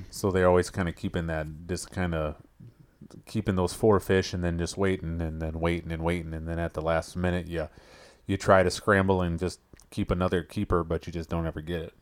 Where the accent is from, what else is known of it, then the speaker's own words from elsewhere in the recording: Minnesota, United States; growing up in Minnesota